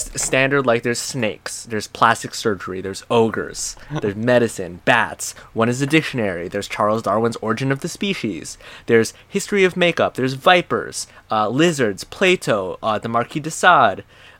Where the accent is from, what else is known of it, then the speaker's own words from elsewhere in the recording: Thailand; We grew up in Thailand, and I also grew up in other